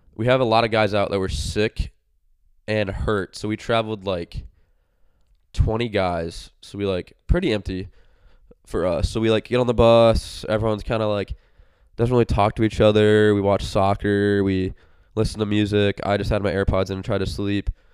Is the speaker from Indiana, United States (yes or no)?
yes; Indiana, United States; I'm from Indiana.